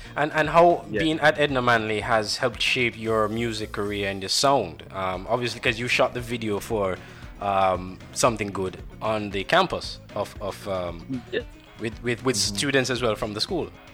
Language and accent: English; Jamaica; moved away; I'm originally from Jamaica as well